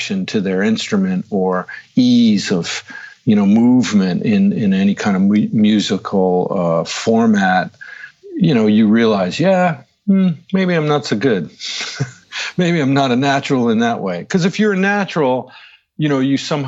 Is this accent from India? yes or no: no; outside of Providence, Rhode Island, United States; moved away as an adult; also born or lived in Boston, Massachusetts / New York; I grew up outside of Providence, Rhode Island.